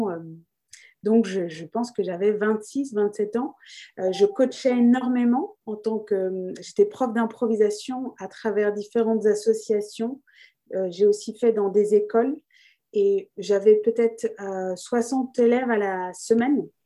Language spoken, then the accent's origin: French; France; also born or lived in Australia; donc, je suis née en Australie euh, donc, j'ai eu la chance euh, de naître euh, avant les années 90 pour vous donner un indice sur mon âge, mais il y avait le droit du sol. Donc, j'ai eu la nationalité australienne. Mais j'ai grandi en France